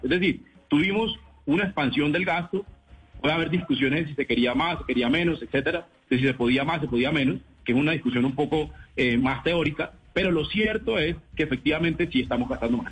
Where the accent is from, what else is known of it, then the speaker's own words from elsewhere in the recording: Cesar, Colombia; yo soy del César